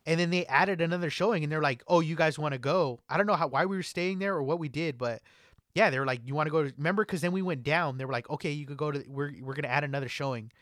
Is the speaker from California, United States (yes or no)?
yes; California, United States; growing up in California